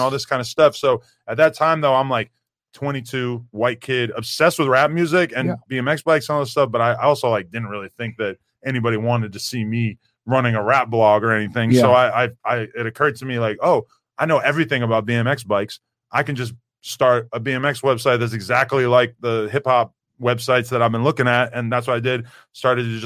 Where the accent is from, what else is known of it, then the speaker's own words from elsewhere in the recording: Nashua, New Hampshire, United States; moved away; So I'm from Nashua, New Hampshire, which is like a small city about 40 minutes outside of Boston.